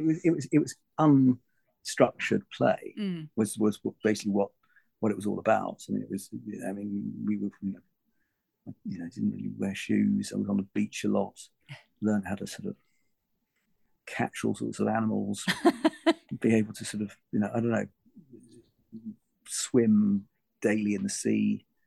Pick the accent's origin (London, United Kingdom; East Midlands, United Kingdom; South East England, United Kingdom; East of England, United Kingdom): London, United Kingdom; also born or lived in Malaysia / Germany; Well, I suppose I'd say London. Well, I grew up all over the place. I mean, I'm born in Penang in Malaysia. I was son of an army, son of a soldier. So we just moved around from Germany, the Far East, to, UK.